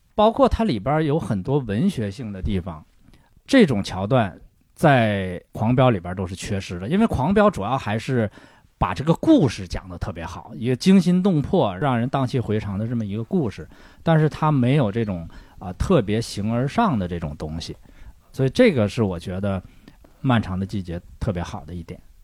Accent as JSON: {"language": "Chinese", "town": "Shenyang", "region": "Liaoning", "country": "China", "moved": "yes", "said": "因为我是沈阳人"}